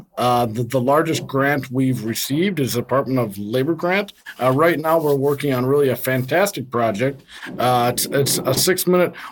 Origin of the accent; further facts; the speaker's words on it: St. Paul, Minnesota, United States; I'm actually from St. Paul myself, from the east side of St. Paul. Went to Johnson High School